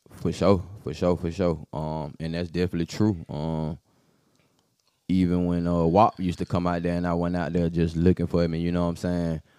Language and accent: English; Atlanta, Georgia, United States; I was born on Butler Street at Grady, so I'm like the heart of the city